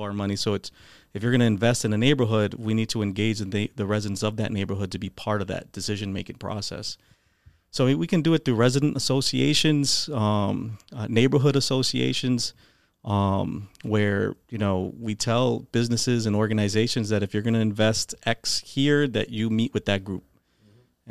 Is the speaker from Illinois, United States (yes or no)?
no; Holyoke, Massachusetts, United States; I grew up in Holyoke, went to the Holyoke Public Schools. I grew up in South Holyoke, actually, um, right on South Summer Street